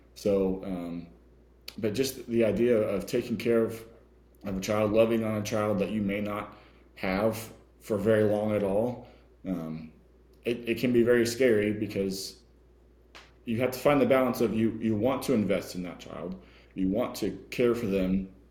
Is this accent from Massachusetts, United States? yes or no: no; California, United States; now in Texas, United States; I'm from California